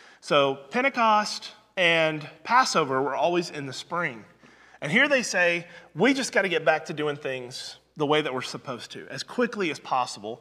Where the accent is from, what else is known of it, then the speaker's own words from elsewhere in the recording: Southwest Missouri, United States; I grew up in Southwest Missouri most of my life.